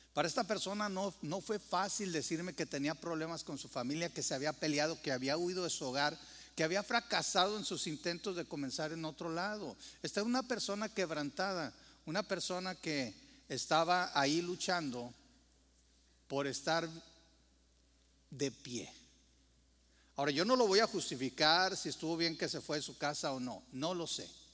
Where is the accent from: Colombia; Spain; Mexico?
Mexico; como mexicano